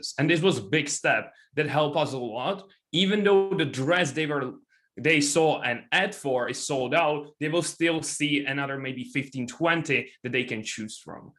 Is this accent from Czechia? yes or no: yes; Czechia; I'm from Czech Republic